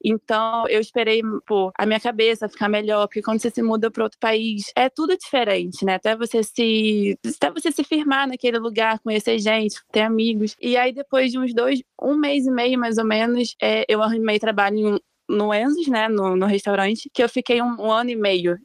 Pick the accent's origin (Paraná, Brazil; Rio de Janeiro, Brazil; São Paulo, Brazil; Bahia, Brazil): Rio de Janeiro, Brazil; interior of Rio de Janeiro state, Brazil; moved away as an adult; eu sou do interior do Rio e tal, então é mais quente